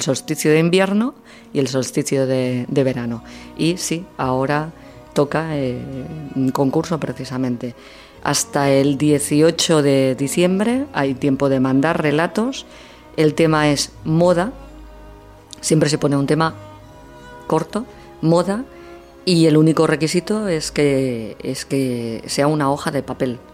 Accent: Martorell, Catalonia, Spain; Estuve, estuve 11 años eh, seguidos en una radio municipal en mi pueblo, en Radio Martorell

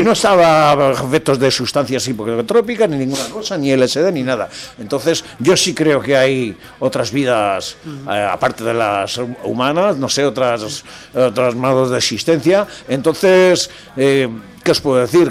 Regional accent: Biscay, Basque Country, Spain; Parque Natural de Armañón, que está en la zona de Vizcaya, donde yo nací

